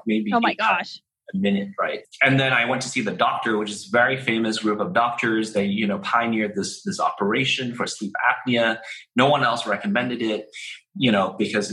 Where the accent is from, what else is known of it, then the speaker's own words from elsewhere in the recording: Hong Kong; I was born in Hong Kong